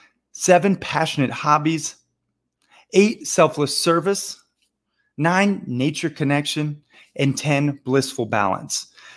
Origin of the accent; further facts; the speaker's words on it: Montana, United States; also born or lived in Florida; but I grew up half in Montana and half in Florida. And I've lived all over the world, from Bangkok to Barcelona to Rio and everywhere in between.